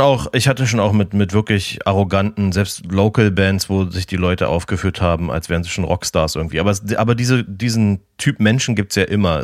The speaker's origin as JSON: {"language": "German", "region": "Berlin", "country": "Germany", "tie": "born or raised there", "moved": "as an adult", "said": "Ich habe die ersten 30 Jahre meines Lebens in Berlin verbracht."}